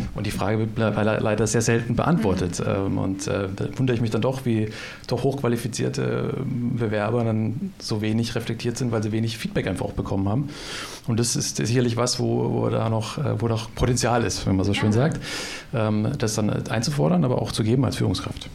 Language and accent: German; Germany; als Deutsche